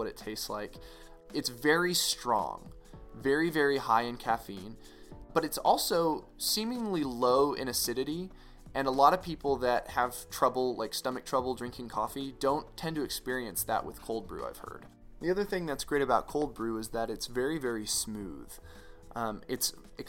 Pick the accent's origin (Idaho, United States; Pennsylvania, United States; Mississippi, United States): Idaho, United States; Boise; now in El Paso, United States; My hometown of Boise, Idaho